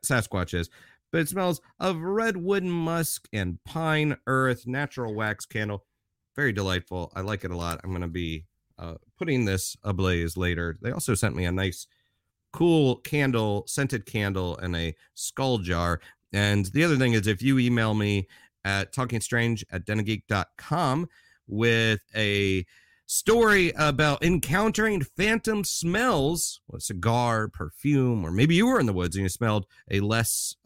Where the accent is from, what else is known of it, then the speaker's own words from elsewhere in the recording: United States; also born or lived in Glasgow; us Americans